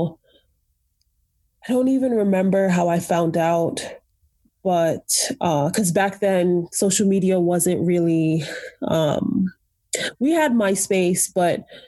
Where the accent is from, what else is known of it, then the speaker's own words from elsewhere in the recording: New York City, New York, United States; moved away as an adult; I grew up in Brooklyn, New York